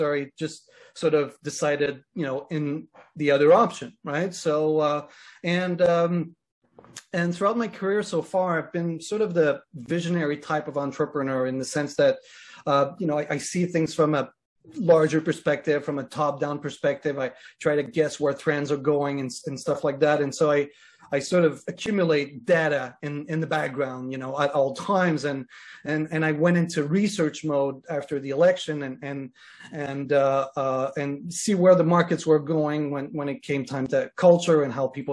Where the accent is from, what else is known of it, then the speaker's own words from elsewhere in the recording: Canada; I'm Canadian, and I'm in Toronto right now. I live in Canada